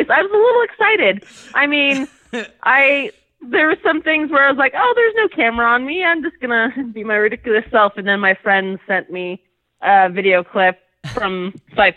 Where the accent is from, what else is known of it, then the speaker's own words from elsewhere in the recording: California, United States; moved away as an adult; also born or lived in Utah; now in New Jersey, United States; I'm from California